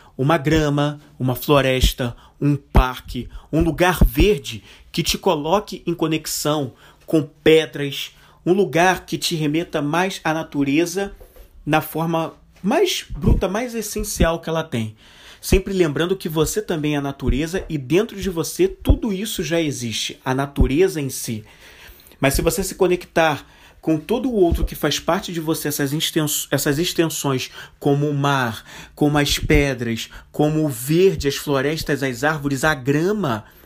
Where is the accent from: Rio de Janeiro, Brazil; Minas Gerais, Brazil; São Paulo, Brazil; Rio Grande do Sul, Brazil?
Rio de Janeiro, Brazil; até como cariocas